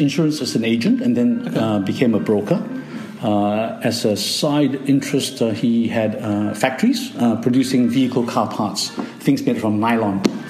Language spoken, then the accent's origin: English; Kuala Lumpur, Malaysia; also born or lived in Malacca; my parents came back and took possession of me and brought me up to Kuala Lumpur, where they were building a home.